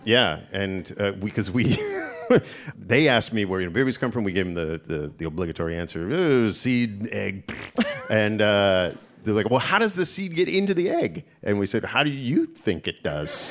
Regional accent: Canada; moved away as an adult; also born or lived in Toronto; now in United States; I, as a Canadian

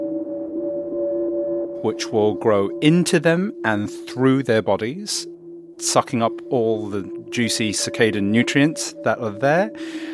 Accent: United Kingdom; I'm British

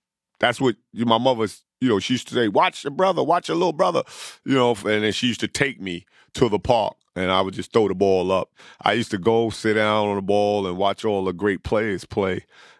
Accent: New York City, New York, United States; accent: New York; I grew up, from 1 to 9, I grew up in South Jamaica, Queens. And then I left and I moved to Lefrak City.

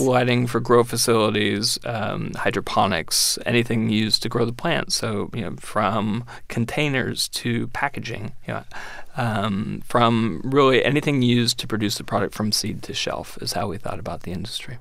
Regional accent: San Francisco, California, United States; moved away as an adult; now in Washington, United States; I grew up in San Francisco and I went to Berkeley

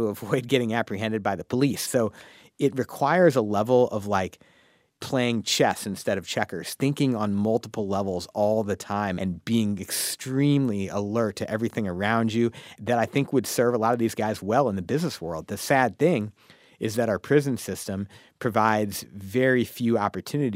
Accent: St. Louis, Missouri, United States; I'm from St. Louis.

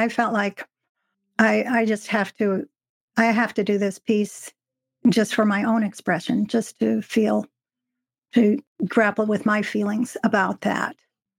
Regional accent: Chicago, Illinois, United States; now in Oregon, United States; I'm originally from Illinois, from the Chicago area.

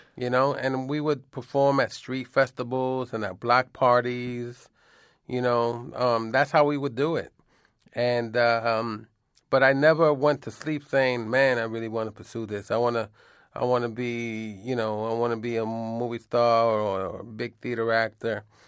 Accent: New York City, New York, United States; moved away as an adult; now in Vermont, United States; I grew up in New York City on the Lower East Side

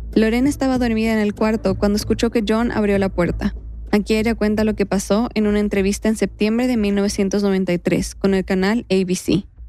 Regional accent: Quito, Pichincha, Ecuador; un recuerdo de mi infancia, en Quito

